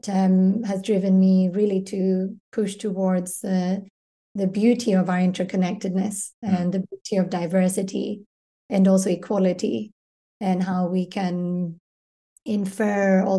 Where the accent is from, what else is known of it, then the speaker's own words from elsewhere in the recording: Glasgow, Scotland, United Kingdom; moved away as an adult; also born or lived in Edinburgh / London / Brussels / Paris; now in Stockholm, Sweden; I was born and brought up in Scotland